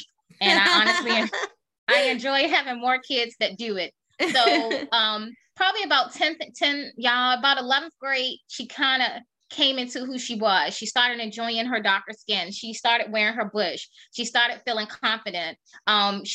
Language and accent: English; Maryland, United States; DC is our main hub because we are from Maryland